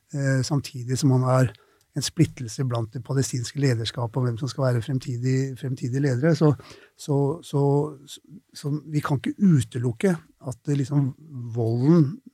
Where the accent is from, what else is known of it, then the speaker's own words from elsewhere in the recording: Oslo, Norway; Jeg vokste opp på Tøyen i Oslo